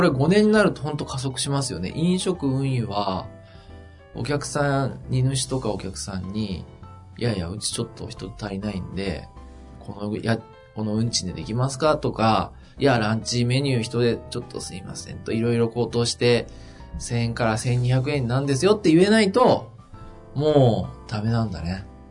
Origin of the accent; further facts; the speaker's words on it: Yamagata, Japan; moved away; 僕の田舎の山形県